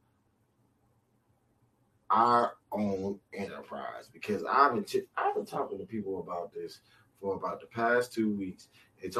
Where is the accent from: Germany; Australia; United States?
United States; accent: Geechee; first language Geechee (Gullah); My first language is Geechee.